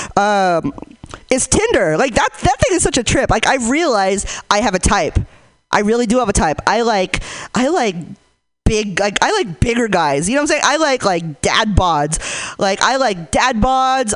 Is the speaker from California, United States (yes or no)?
yes; Hayward, California, United States; I'm from Hayward